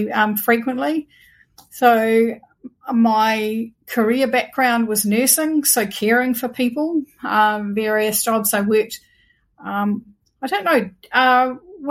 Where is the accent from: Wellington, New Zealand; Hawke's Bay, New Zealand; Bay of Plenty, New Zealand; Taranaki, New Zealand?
Taranaki, New Zealand; Waitara; So I live in a town called Waitara in Taranaki, and I have lived only ever in three houses. I've only ever lived in the same town. I lived in a house I grew up